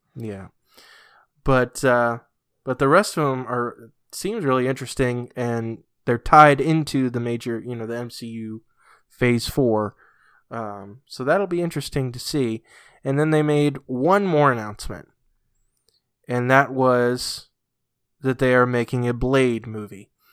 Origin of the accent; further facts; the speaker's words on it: Massachusetts, United States; growing up in New England, uh, in, in Massachusetts